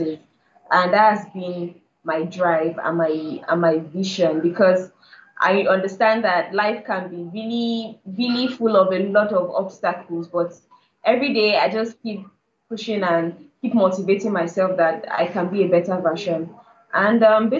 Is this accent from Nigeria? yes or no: yes; Lagos, Nigeria; also born or lived in Kano; I've lived all my life in Lagos, and I was born in Lagos. I was raised in Lagos